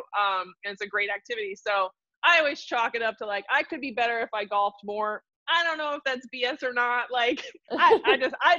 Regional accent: Milwaukee, Wisconsin, United States; growing up in Wisconsin

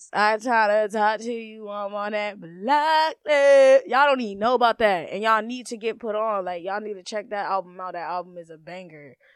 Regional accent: Maryland, United States; I'm from Maryland

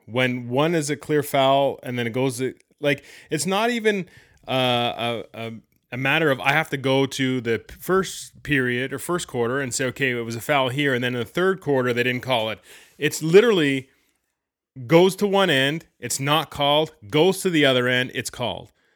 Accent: Canada; being Canadian

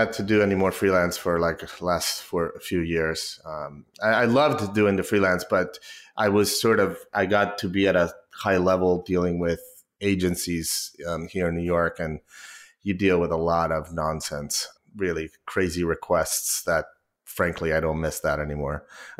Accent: Mexico; now in United States; I wish I had an accent, to be honest. I think it would – serve me better. People don't believe I'm from Mexico.

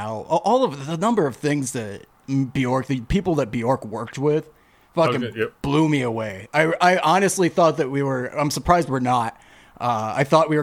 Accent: United States; I'm from America

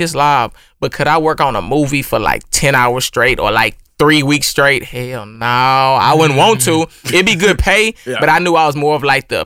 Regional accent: Missouri City, Texas, United States; I'm born and raised in Houston, Mo City, Ridgemont 4

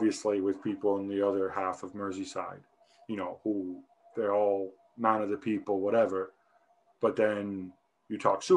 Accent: Milan, Lombardy, Italy; I'm from Milan.

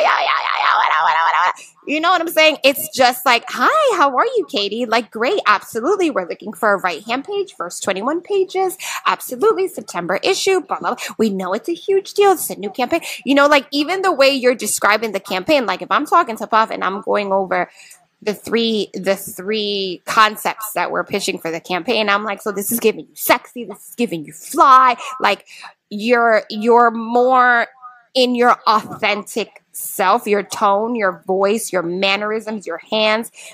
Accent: Hartford, Connecticut, United States; moved away as an adult; also born or lived in New York City; now in New York, United States; I'm actually from Hartford. Moved to New York 22 years ago

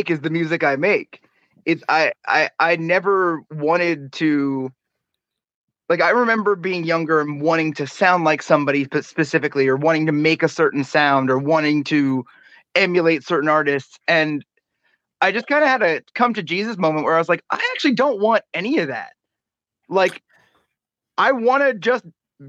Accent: New York City, New York, United States; born and raised in New York City

